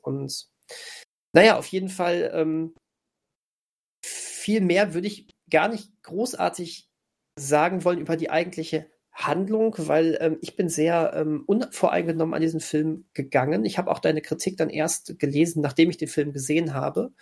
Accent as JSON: {"language": "German", "country": "Germany", "said": "für uns Deutsche"}